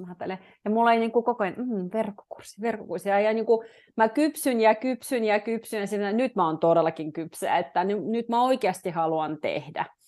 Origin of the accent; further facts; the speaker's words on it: Petrozavodsk, Republic of Karelia, Russia; also born or lived in Jyväskylä, Finland; now in Finland; mä oon Neuvostoliitosta kotoisin, tai niin kuin mä oon puoliksi venäläinen, puoliksi suomalainen, mun iskä on suomalainen